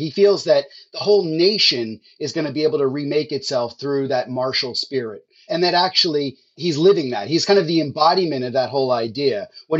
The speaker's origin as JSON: {"language": "English", "region": "New Jersey", "country": "United States", "tie": "born or raised there", "said": "I grew up in New Jersey."}